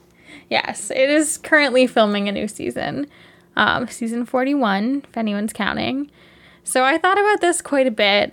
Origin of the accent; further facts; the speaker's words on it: Canada; as two Canadian people